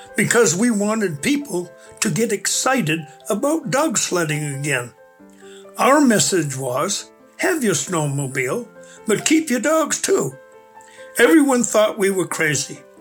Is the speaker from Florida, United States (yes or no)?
no; New Hampshire, United States; moved away as an adult; now in Alaska, United States; I grew up in the New Hampshire